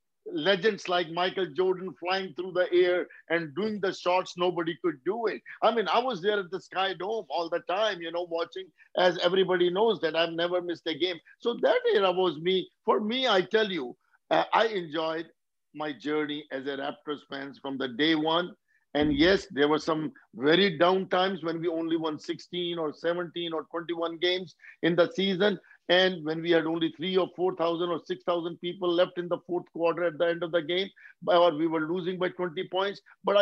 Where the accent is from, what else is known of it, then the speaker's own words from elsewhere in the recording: India; now in United States; After I came here from India, you know, first 10 years, I just worked for 100 hours a week